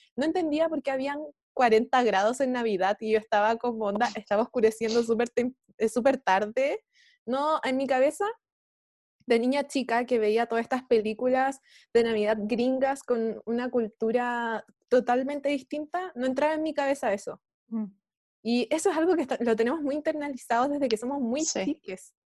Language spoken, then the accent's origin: Spanish; Chile; nosotros como, como chilenes, chilenos y chilenas